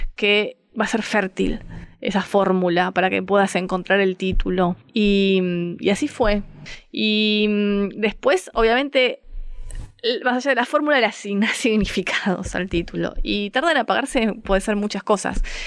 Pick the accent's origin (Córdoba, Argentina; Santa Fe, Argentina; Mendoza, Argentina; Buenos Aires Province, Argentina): Buenos Aires Province, Argentina; Avellaneda; also born or lived in Montserrat, Buenos Aires; now in Buenos Aires, Argentina; soy de Avellaneda